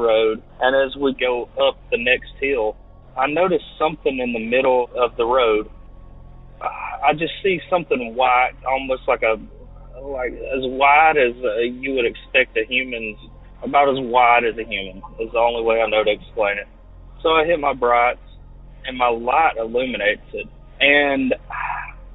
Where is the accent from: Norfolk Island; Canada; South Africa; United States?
United States; Alabama; I'm from Alabama.